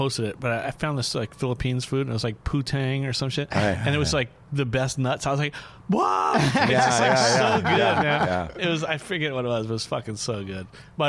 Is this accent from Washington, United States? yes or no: no; New Orleans, Louisiana, United States; moved away; also born or lived in Hollywood, California; I grew up in New Orleans